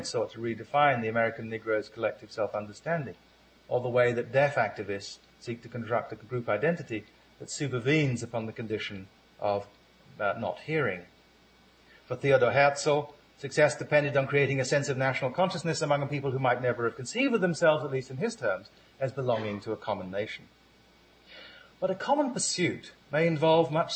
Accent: Ghana; my identity as a Ghanaian.

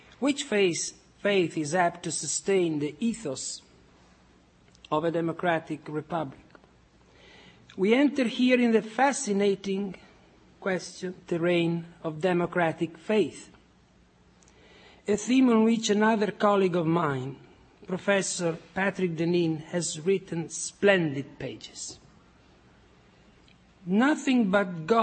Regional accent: Forlì, Emilia-Romagna, Italy; moved away as an adult; now in United States; born in my hometown in Italy, in Forlì.

